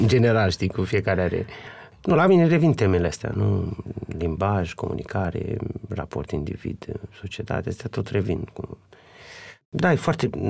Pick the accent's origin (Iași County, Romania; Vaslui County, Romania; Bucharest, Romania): Vaslui County, Romania; Vaslui; sunt din Vaslui